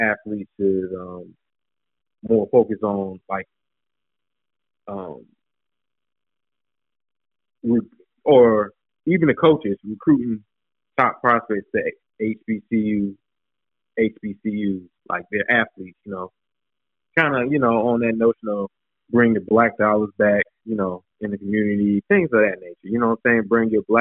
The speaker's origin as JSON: {"language": "English", "region": "North Carolina", "country": "United States", "said": "I'm from North Carolina. North Carolina"}